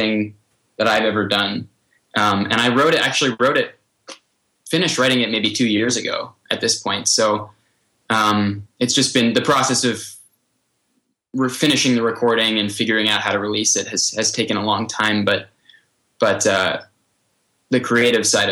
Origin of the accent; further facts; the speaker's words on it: Hudson Valley, New York, United States; also born or lived in New Mexico; the Hudson Valley and all these places that I am so familiar with that are so close to my heart from growing up around them